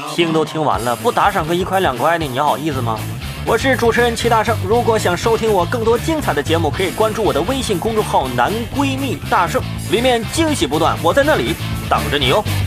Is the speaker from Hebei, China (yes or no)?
yes; Hebei, China; moved away; 我老家这烧饼了。哎，河北那烧饼